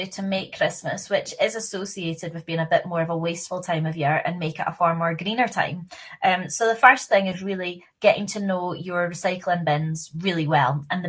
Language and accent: English; Glasgow, Scotland, United Kingdom; I'm from Glasgow